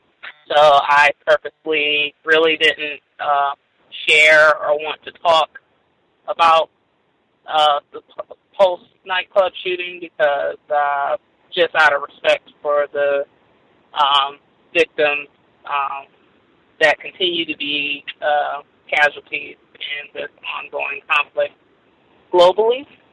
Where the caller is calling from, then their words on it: Florida, United States; I'm calling from Florida